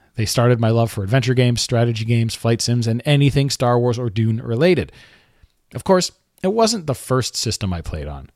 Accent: Quebec, Canada; accent: Quebecois; I grew up in Quebec, so, you know, je parle français un peu.

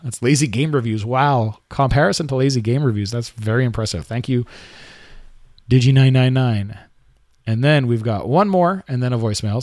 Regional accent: Quebec, Canada; accent: Quebecois; I grew up in Quebec, so, you know, je parle français un peu.

